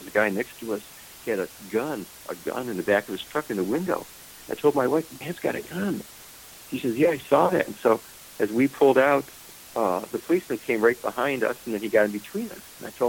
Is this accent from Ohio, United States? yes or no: yes; Cleveland, Ohio, United States; Cleveland, Ohio.